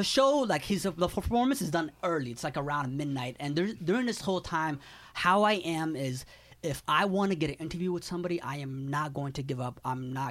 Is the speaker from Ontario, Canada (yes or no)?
yes; Toronto, Ontario, Canada; And I tell The Game, yo, we're from Toronto.